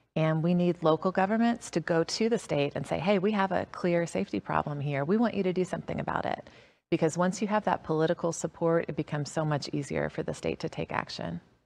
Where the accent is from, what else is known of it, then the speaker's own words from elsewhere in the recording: DeKalb County, Georgia, United States; I was a MARTA rider growing up in DeKalb County, lifelong MARTA rider